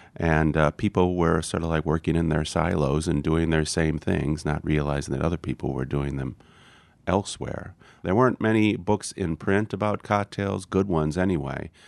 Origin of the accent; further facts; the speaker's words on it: Wisconsin, United States; I'm from Wisconsin, and a lot of people drink old fashions